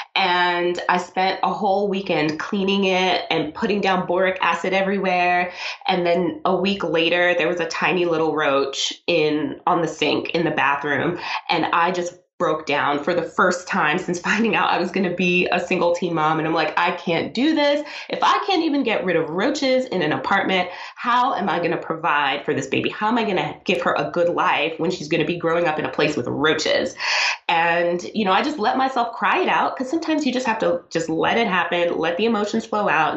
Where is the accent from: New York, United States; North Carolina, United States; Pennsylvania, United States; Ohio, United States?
New York, United States; New York City; also born or lived in South America; I was born in South America. I came to the United States when I was two, and I grew up in Brooklyn